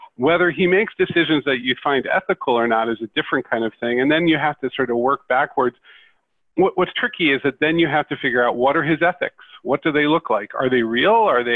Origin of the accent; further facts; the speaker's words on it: West Chester, Pennsylvania, United States; I grew up in Westchester, Pennsylvania, which was the home base of Commodore Computer